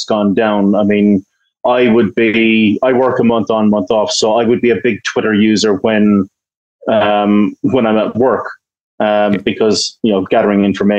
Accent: Ireland; in the UK, like, government, you know, I'm Irish, you know, we have a long history of peacekeeping and stuff like

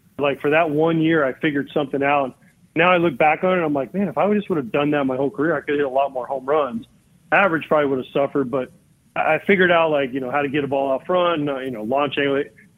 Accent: Florida, United States; I grew up in Florida in the 80s, Hulk Hogan and those guys were like, the biggest thing in the world.

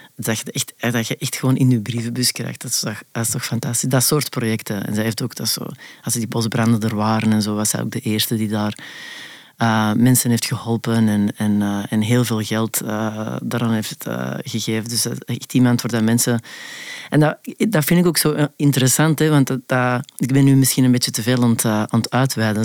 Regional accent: Antwerp, Flanders, Belgium; accent: Antwerps; moved away; moet ik mijn, mijn Antwerps verbergen

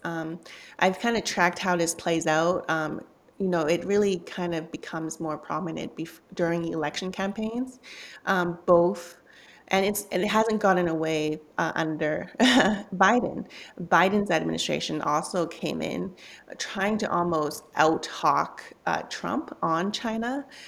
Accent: Vancouver, British Columbia, Canada; also born or lived in Hong Kong; growing up in Canada, I was born in Hong Kong

